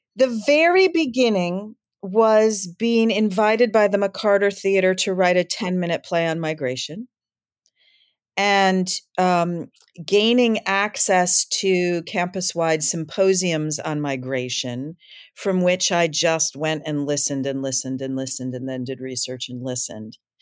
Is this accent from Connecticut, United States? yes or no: no; Michigan, United States; now in Brooklyn, United States; I'm from Michigan, and I, um, I live in Brooklyn